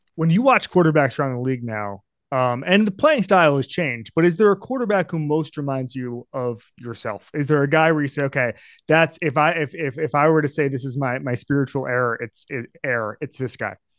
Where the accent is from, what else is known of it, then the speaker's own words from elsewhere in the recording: Florida, United States; I grew up in Florida